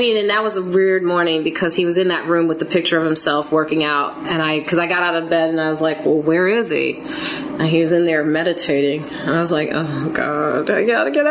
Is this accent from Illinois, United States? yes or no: yes; Chicago, Illinois, United States; I'm from Chicago, different areas of Chicago. He's from the south side, I'm from like the suburbs